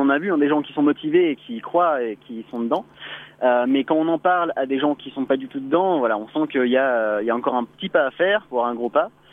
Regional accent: Auvergne-Rhône-Alpes, France; on rentre chez nous en Rhône-Alpes

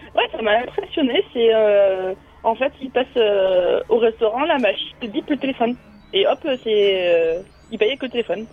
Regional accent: France; En tant que Français

